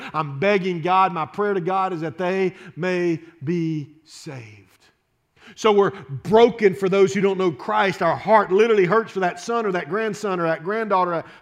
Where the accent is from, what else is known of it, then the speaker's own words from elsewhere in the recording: Shreveport, Louisiana, United States; I grew up in Shreveport, Louisiana